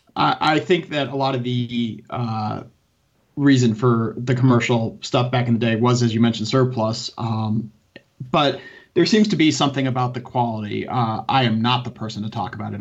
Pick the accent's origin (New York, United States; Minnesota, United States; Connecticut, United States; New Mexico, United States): Connecticut, United States; my local town where I grew up in Connecticut